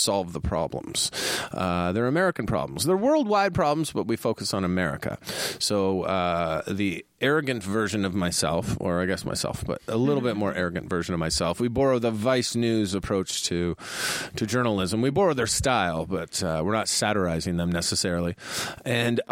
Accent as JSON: {"language": "English", "country": "Canada", "moved": "yes", "lives_now": "California, United States", "said": "I'm a Canadian."}